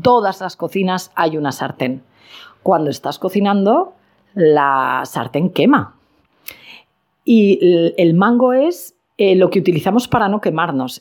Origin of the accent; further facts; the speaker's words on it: Spain; en mi país, en España